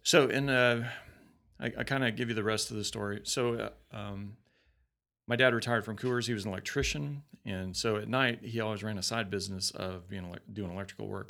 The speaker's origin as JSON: {"language": "English", "region": "Colorado", "country": "United States", "moved": "yes", "said": "I'm from Colorado."}